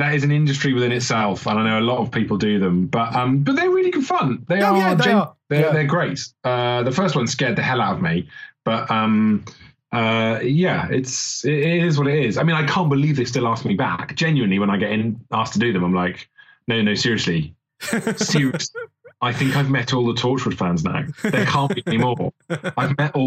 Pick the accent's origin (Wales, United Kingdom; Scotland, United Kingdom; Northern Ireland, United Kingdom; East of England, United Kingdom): Wales, United Kingdom; accent: Welsh; I'm from Wales